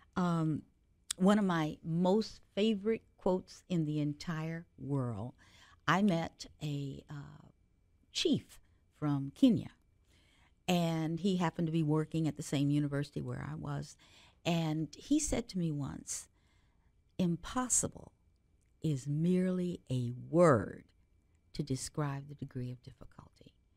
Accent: Cincinnati, Ohio, United States; I grew up in Cincinnati, Ohio

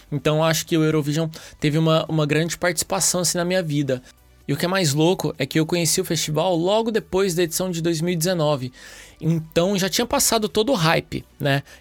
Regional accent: Uberlândia, Minas Gerais, Brazil; also born or lived in São Paulo; now in Porto, Portugal; eu tenho 31 anos, eu sou de Uberlândia, Minas, morei muitos anos em São Paulo e agora eu tô aqui no Porto, em Portugal

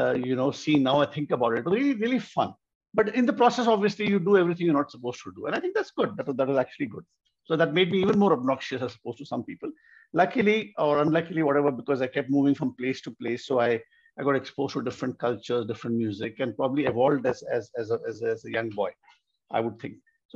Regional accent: Bangalore, Karnataka, India; also born or lived in Delhi; In fact, I grew up partly in Delhi and partly in Malleshwaram, Bangalore.

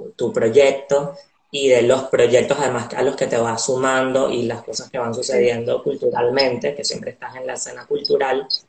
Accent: Venezuela; nací en Venezuela

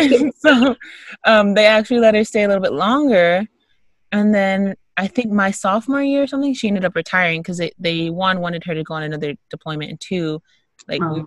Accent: Texas, United States; I'm from Texas

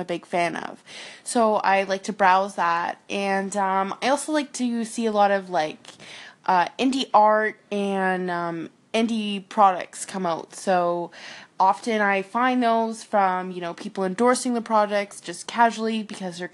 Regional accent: Halifax, Nova Scotia, Canada; now in Edmonton, Canada; I'm originally from Halifax, Nova Scotia, on the east coast of Canada.

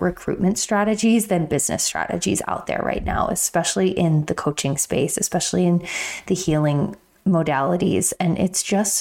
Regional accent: Pennsylvania, United States; moved away; my hometown in PA

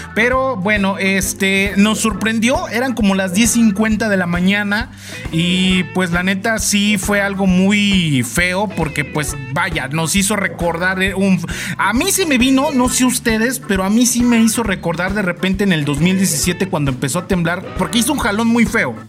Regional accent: Mexico; cómo somos las mexicanas y los mexicanos

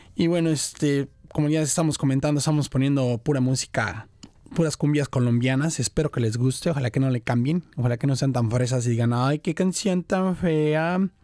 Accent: Mexico City, Mexico; now in Brisbane, Australia; una estación que escuchaba cuando era chico en la Ciudad de México

